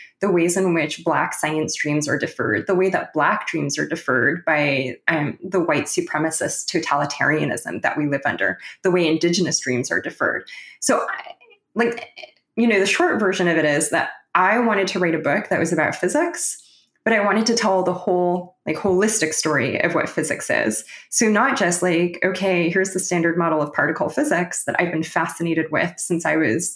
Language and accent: English; Los Angeles, California, United States; moved away as an adult; also born or lived in Waterloo, Ontario, Canada; I'm originally from Los Angeles